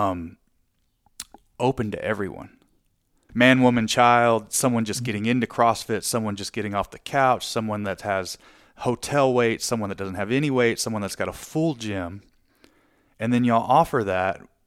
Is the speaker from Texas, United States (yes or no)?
yes; Texas, United States; I'm from Texas